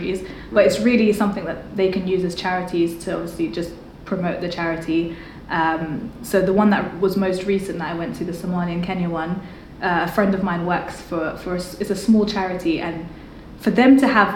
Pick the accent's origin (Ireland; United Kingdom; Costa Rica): United Kingdom; London; growing up in London